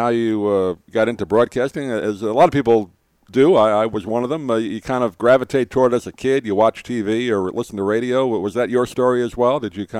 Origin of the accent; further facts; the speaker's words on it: Long Island, New York, United States; I grew up in New York, just outside the city. Long Island, just outside.